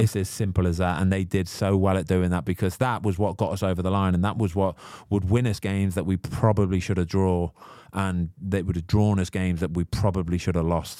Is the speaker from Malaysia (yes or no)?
no; the Midlands, England, United Kingdom; also born or lived in Manchester; I'm from the Midlands, I am.